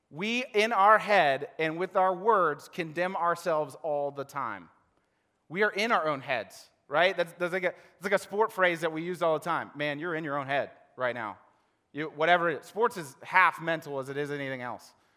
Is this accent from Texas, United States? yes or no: no; Ohio, United States; I'm from Ohio